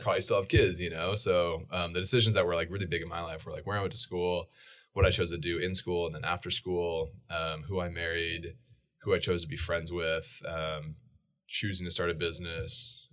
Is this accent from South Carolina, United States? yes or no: no; Boise, Idaho, United States; also born or lived in Portland, Oregon; I was born in Boise, Idaho, uh, and then we moved at age three to Portland, Oregon for four years.